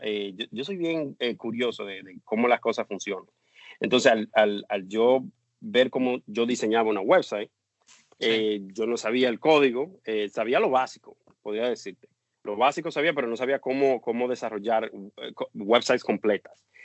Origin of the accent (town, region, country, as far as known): Dominican Republic; born or raised there; moved away as an adult; now in United States